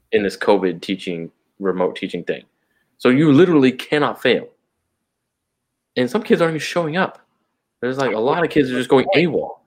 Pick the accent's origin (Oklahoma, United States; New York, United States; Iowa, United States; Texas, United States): Texas, United States; San Antonio; I'm a citizen of the kingdom of God first. Then I'm an American. Then I'm a Texan. Then I'm a San Antonio